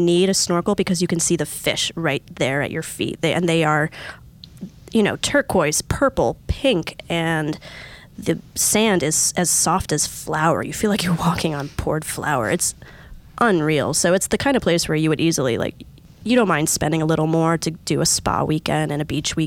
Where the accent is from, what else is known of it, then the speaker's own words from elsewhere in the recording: East Coast, United States; I'm from the East Coast.